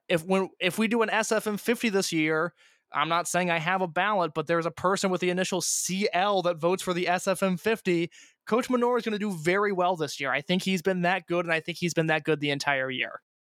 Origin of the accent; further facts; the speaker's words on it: Indiana, United States; I'm from Indiana.